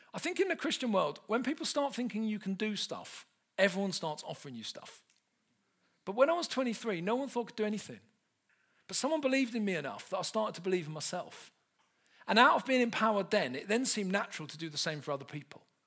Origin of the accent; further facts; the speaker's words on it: London, United Kingdom; I grew up in South London, not far from where Del Boy's from